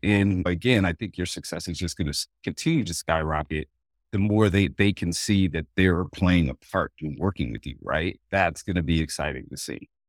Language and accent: English; Oregon, United States; I grew up in Oregon